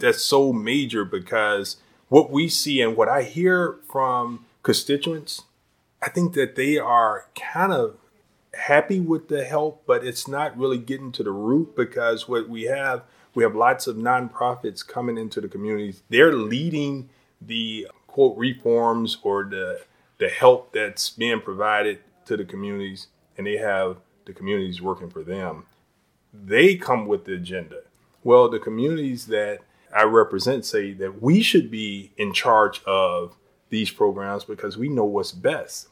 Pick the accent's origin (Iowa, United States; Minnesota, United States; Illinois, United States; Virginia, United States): Illinois, United States; Chicago; I moved here when I was two years old in the Austin community